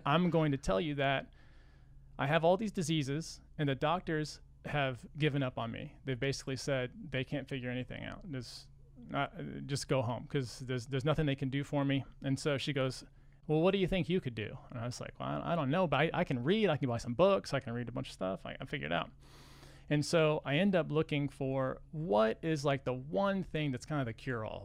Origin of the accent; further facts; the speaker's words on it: Texas, United States; We're from Texas